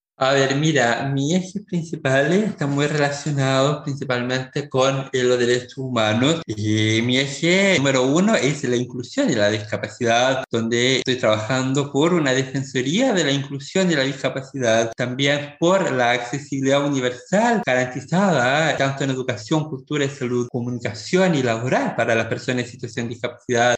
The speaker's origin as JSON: {"language": "Spanish", "country": "Chile", "tie": "born or raised there", "said": "Yo como una persona nacida y criada en el Distrito 16, una zona rural"}